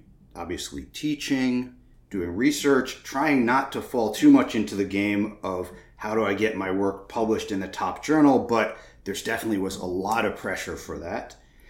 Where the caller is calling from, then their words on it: Massachusetts, United States; I'm calling in from Western Massachusetts.